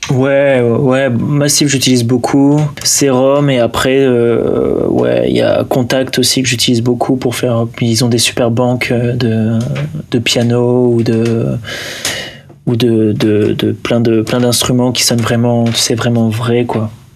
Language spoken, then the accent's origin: French; Lille, Hauts-de-France, France; moi je viens du nord. Je viens de Lille.